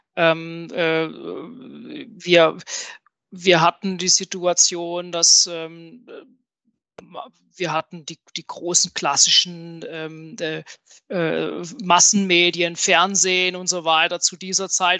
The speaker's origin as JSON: {"language": "German", "region": "southwest Germany", "country": "Germany", "said": "ich komme hier aus dem Südwesten von Deutschland, ähm, bin dort zu Hause, wo der gute Wein wächst"}